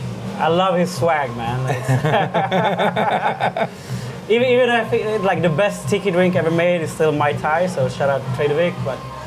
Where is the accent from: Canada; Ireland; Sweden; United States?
Sweden; Stockholm, Stockholm County; moved away as an adult; now in Bangkok, Thailand; so Chilean. My mom is half French, half Swedish. Born and raised in Stockholm, though. Lived there all my life. Lived there all my life before moving here to Thailand.